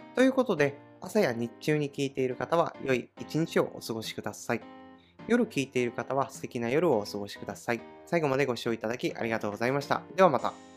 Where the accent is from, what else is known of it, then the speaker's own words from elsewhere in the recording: Oga Peninsula, Akita, Japan; now in Tokyo, Japan; 出身は秋田県の男鹿半島というところの出身です